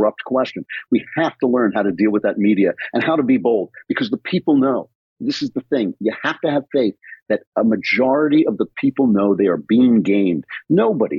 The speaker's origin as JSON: {"language": "English", "country": "United States", "tie": "born or raised there", "said": "I grew up in America that didn't require so much courage."}